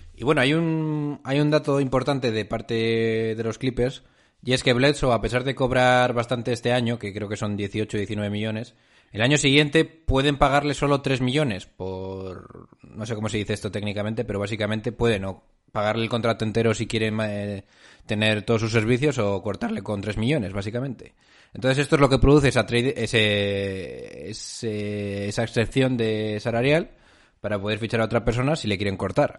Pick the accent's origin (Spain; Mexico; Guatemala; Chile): Spain; nosotros, españoles de pura cepa